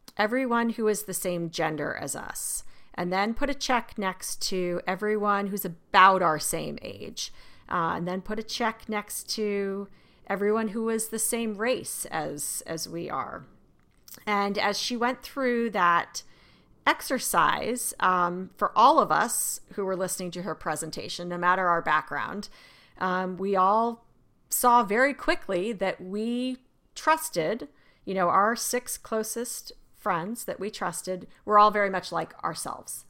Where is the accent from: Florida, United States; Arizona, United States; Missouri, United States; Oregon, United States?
Arizona, United States; I remember growing up in Arizona